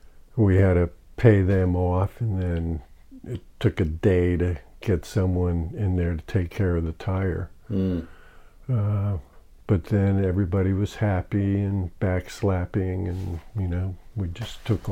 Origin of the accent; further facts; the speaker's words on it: Ho-Ho-Kus, New Jersey, United States; moved away as an adult; also born or lived in Berkeley, California / Florida; I grew up in a white upper class enclave outside of New York City in northern New Jersey called Hohokus, New Jersey.